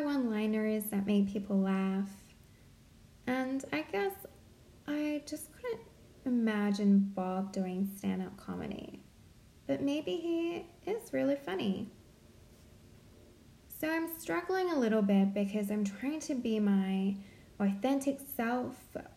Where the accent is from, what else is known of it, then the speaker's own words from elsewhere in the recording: Central Coast, New South Wales, Australia; now in Sydney, Australia; I grew up on the Central Coast